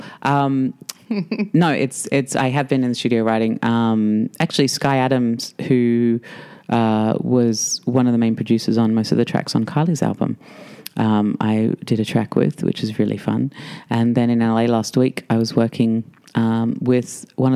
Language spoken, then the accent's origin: English; Australia; As an Australian